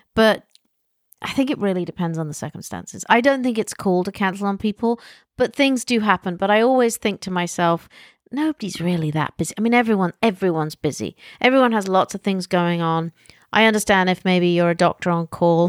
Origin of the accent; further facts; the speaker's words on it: England, United Kingdom; from England